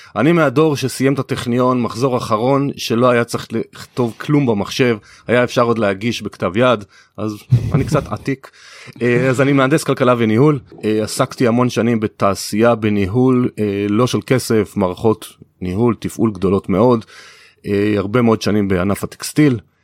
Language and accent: Hebrew; Kiryat Bialik, Haifa District, Israel; אני גדלתי בקריות כי הביאליק